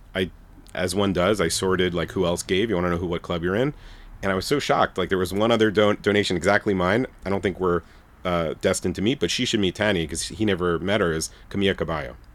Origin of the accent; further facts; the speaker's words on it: New York City, New York, United States; I'm from Brooklyn, Bensonhurst, Brooklyn